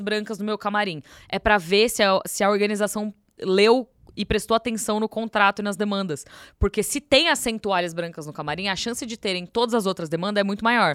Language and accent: Portuguese; São Paulo, Brazil; Eu costumo dizer que eu nasci em São Paulo por um erro do destino, porque o meu país é BH, é Minas